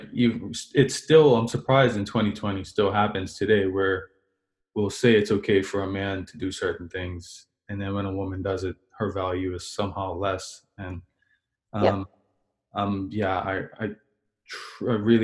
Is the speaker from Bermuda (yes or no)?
yes; Bermuda; As a black man, I grew up in Bermuda